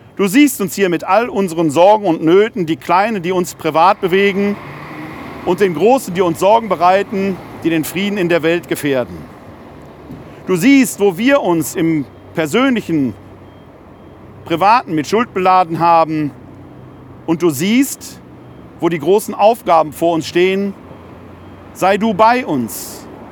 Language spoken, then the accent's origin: German; Ruhr area, North Rhine-Westphalia, Germany; ich bin ein Kind des Ruhrgebietes